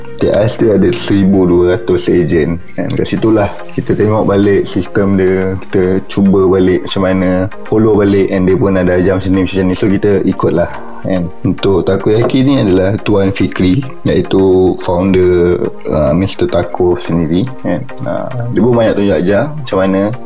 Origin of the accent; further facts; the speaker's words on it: Shah Alam, Selangor, Malaysia; saya asal dari Shah Alam Memang dibesarkan di Shah Alam Sekolah semua di Shah Alam